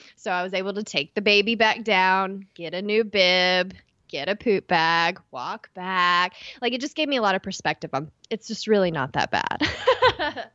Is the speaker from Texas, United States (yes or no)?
yes; East Texas, United States; accent: East Texas; my East Texas accent